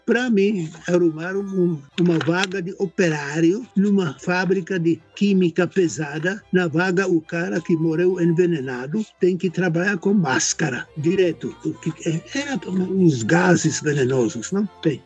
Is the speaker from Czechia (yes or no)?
yes; Czechia; Portuguese is a second language; moved away as an adult; now in Brazil; Eu nasci na República Tcheca, como já falei, antes da Segunda Guerra Mundial